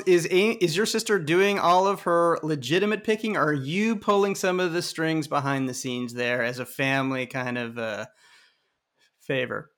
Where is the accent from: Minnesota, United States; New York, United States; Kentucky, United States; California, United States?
California, United States; San Diego; I am from San Diego